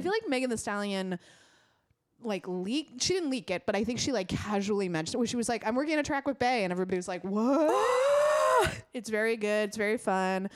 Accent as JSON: {"language": "English", "country": "United States", "said": "as an American"}